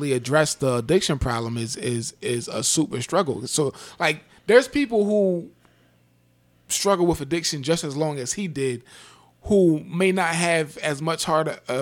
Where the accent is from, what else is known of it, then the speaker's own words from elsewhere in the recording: Salisbury, Maryland, United States; I grew up in Salisbury, Maryland